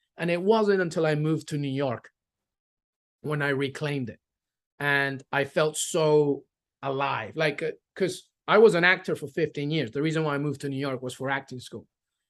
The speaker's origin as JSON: {"language": "English", "region": "England", "country": "United Kingdom", "tie": "born or raised there", "moved": "yes", "lives_now": "United States", "said": "Well, so living in England, growing up in England, like my sister's still there, my cousins, I have some aunts."}